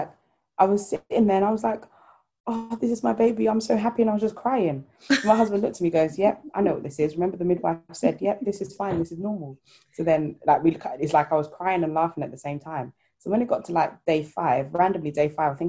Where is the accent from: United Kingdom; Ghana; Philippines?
Ghana; I'm Ghanaian